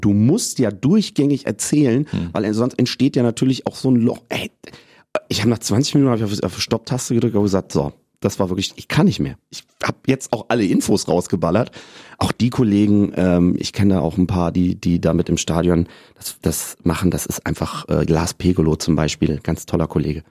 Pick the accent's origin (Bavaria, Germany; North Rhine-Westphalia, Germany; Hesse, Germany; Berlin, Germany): Hesse, Germany; Rüdesheim am Rhein; accent: Hessian; also born or lived in Cologne; now in Hamburg, Germany; ich bin in Hessen geboren, im wunderschönen Rheingau, Rüdesheim am Rhein